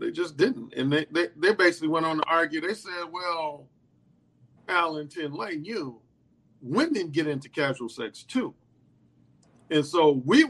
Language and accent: English; Gary, Indiana, United States; I grew up in Gary, Indiana, born and raised